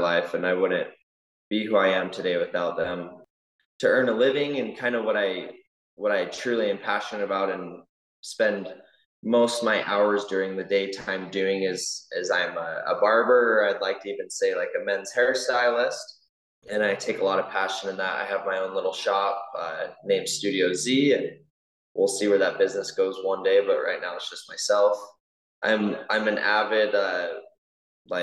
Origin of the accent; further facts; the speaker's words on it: American Fork, Utah, United States; I grew up in American Fork